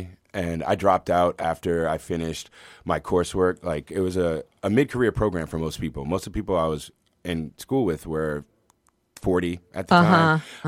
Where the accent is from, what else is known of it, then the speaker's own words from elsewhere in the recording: Washington, District of Columbia, United States; Washington, D.C.